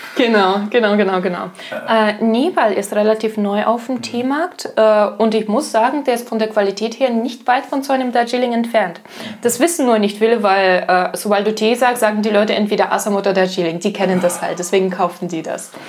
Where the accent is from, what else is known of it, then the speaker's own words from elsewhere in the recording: Russia; moved away; ich komme aus Russland